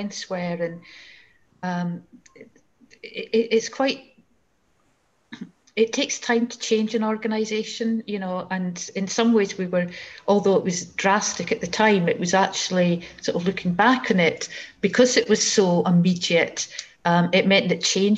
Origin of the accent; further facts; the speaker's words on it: Fife, Scotland, United Kingdom; I grew up in Fife